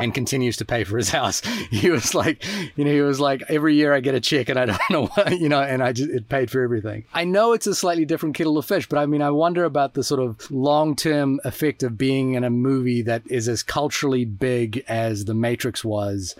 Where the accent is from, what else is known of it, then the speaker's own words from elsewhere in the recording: New Zealand; for me as a New Zealander